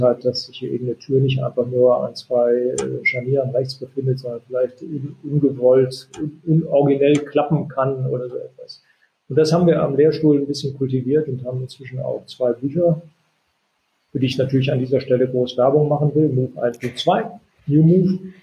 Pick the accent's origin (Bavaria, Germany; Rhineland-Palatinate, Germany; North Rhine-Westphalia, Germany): North Rhine-Westphalia, Germany; Solingen; moved away; also born or lived in Hanover; das China-Restaurant aus Solingen gezeigt, wo ich groß geworden bin